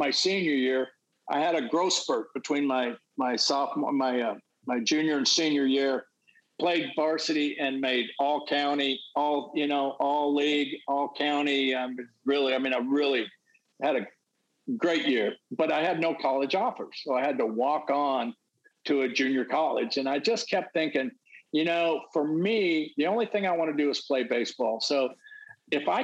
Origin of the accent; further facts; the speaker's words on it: California, United States; I grew up in California